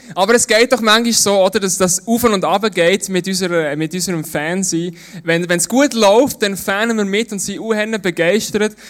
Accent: Switzerland; bei uns in der Schweiz

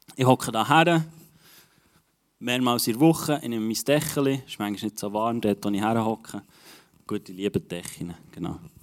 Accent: Switzerland; als Schweizer

